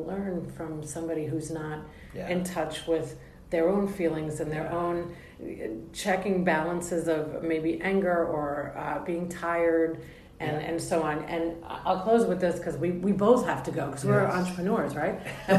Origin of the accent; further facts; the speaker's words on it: New York, United States; I'm from New York. My brain is going too fast.